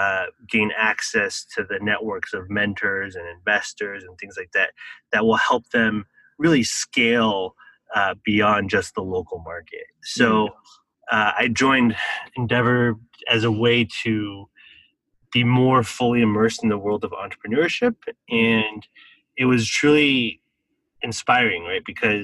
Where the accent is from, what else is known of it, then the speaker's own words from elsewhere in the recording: Taiwan; I think that experience of growing up in Taiwan, I guess I always grew up with this concept that entrepreneurs were the key drivers of economic development.